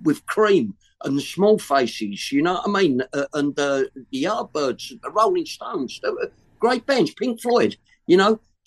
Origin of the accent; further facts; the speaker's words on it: London, United Kingdom; London, I'm born and bred in London